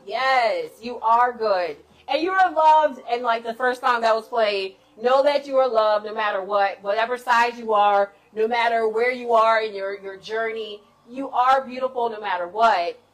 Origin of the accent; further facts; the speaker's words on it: Chicago, Illinois, United States; now in Washington, D.C., United States; I'm a Chicagoan